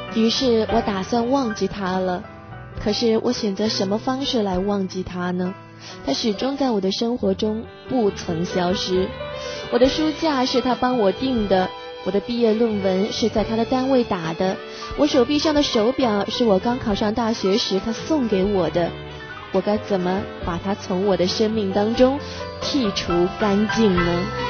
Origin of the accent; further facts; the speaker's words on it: China; 我们中国人